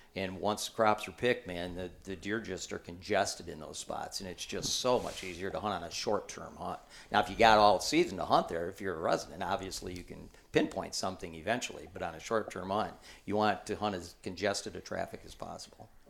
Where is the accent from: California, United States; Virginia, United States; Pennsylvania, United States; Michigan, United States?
Michigan, United States; I'm from Michigan